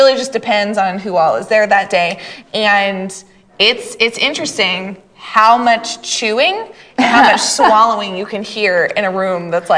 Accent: Maine, United States; You're from Maine? I'm from Maine. Where are you from in Maine? I'm from the county.

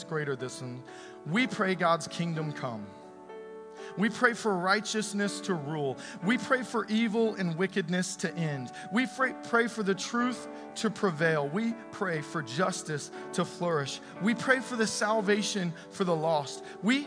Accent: United States; I was born in America, I'm a citizen here

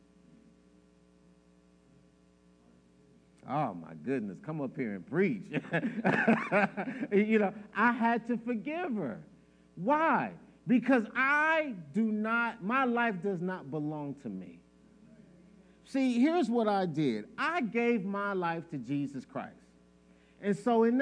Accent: Chicago, Illinois, United States; I'm from Chicago

